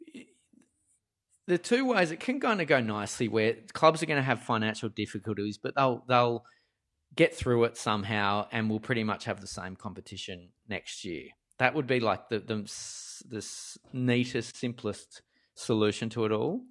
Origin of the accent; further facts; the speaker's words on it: Parramatta, New South Wales, Australia; where I grew up in Parramatta's deep, dark western suburbs